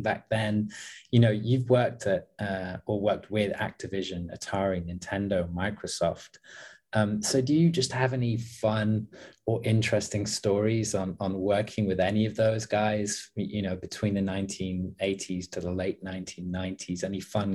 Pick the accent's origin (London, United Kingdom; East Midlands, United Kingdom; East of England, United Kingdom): East Midlands, United Kingdom; Leicester; moved away as an adult; also born or lived in south of England (university); I grew up in the Midlands. I grew up actually close to a city called Leicester, which is one of the gaming hubs in my country